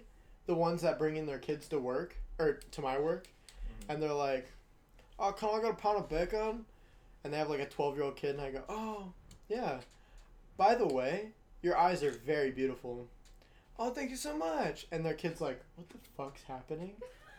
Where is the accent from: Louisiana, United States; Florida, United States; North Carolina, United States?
Louisiana, United States; New Orleans; My hometown... My hometown of New Orleans was named after a guy.